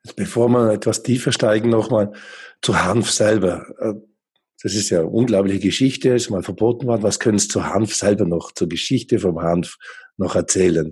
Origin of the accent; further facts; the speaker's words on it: Allgäu, Bavaria, Germany; moved away as an adult; now in Switzerland; Ich bin selber auch auf dem Bauernhof im Allgäu aufgewachsen